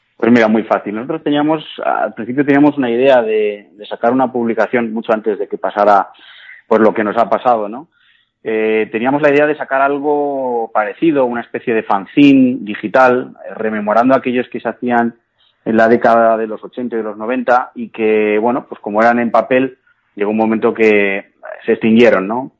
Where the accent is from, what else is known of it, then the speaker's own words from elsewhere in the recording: Cuenca, Castilla-La Mancha, Spain; ni siquiera los propios conquenses tenemos ese orgullo de decir, oye, que soy de Cuenca